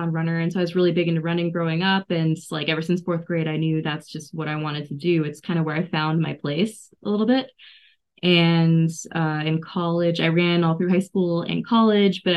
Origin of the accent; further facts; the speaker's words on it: Boulder, Colorado, United States; also born or lived in Illinois; now in Grand Junction, United States; Yeah, I grew up in Boulder.